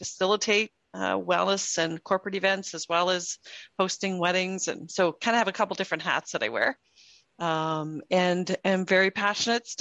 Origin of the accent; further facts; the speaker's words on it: Canada; moved away as an adult; also born or lived in Texas; now in Austin, United States; I am Canadian living in Texas